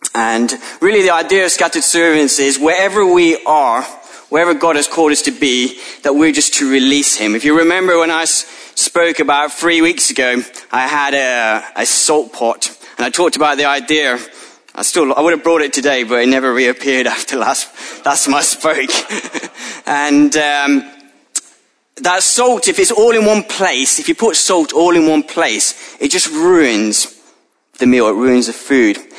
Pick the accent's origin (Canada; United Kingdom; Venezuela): United Kingdom; ethnically I'm a, a British, white British follower of Jesus